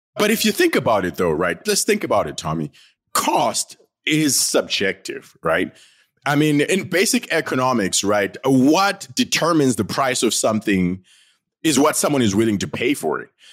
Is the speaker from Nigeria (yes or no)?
no; Bulawayo, Zimbabwe; I am, uh, from Bulawayo in Zimbabwe, right? I am from the Ndebele tribe